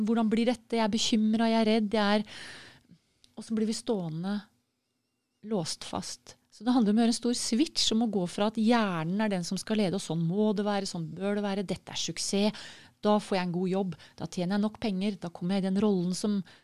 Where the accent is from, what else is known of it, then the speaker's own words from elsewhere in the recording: Norway; for sånn som nordmenn